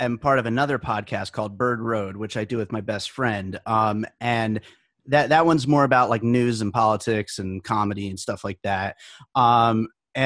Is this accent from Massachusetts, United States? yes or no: no; Pennsylvania, United States; moved away as an adult; also born or lived in New York; now in Las Vegas, United States; we moved here to Las Vegas the year after I graduated high school. I grew up in Pennsylvania. I was born in New York